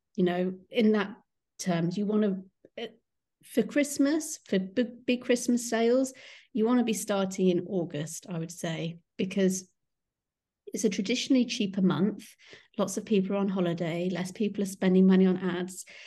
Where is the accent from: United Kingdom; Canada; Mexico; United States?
United Kingdom; Kingston upon Thames, London; I'm from Kingston upon Thames